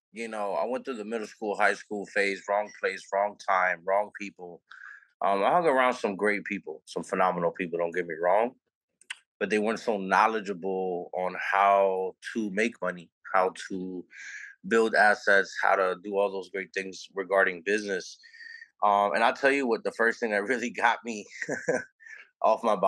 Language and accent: English; New Orleans, Louisiana, United States; I'm from New Orleans, Louisiana, born and raised.